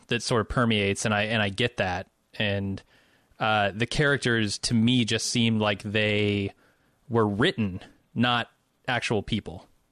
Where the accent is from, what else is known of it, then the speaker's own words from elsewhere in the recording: Midwest, United States; also born or lived in Chicago; I'm from the Midwest